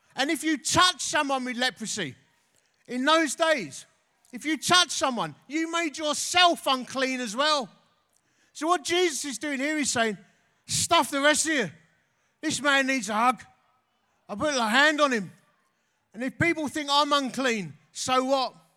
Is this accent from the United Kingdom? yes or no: yes; Essex, East of England, United Kingdom; I'm from Essex